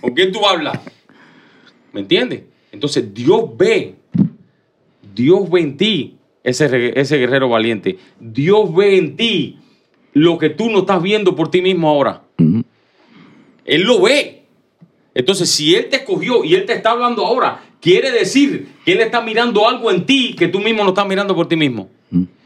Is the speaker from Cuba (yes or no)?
yes; Cuba; moved away as an adult; yo nací en Cuba, hasta los 17 años estuve en Cuba.